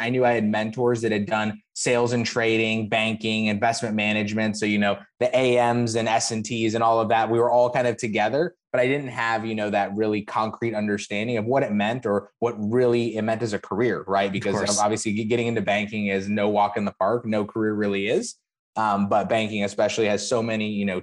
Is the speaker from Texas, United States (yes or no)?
no; Phoenix, Arizona, United States; moved away as an adult; also born or lived in New York; now in Miami, United States; I'm originally from Phoenix, Arizona. Grew up out there, went to high school, college out there